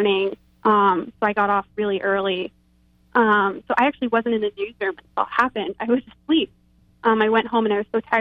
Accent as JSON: {"language": "English", "region": "Texas", "country": "United States", "tie": "born or raised there", "said": "I grew up in Texas"}